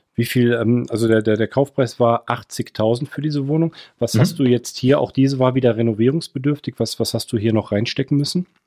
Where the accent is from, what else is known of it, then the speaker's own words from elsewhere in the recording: Cologne, North Rhine-Westphalia, Germany; als Kölner aus NRW